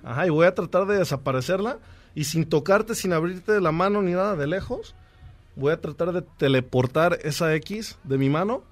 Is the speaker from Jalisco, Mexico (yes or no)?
yes; El Grullo, Jalisco, Mexico; moved away as an adult; now in Los Angeles, United States; Originalmente soy de un lugar que se llama El Grullo, Jalisco, allá cerca de Guadalajara. Este, pero tengo 11 años viviendo también en Los Ángeles.